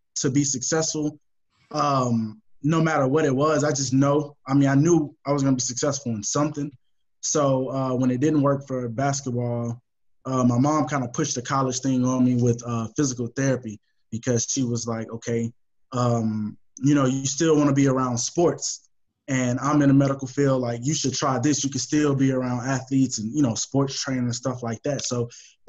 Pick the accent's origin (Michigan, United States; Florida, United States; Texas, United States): Texas, United States; Houston; I'm born and raised in Houston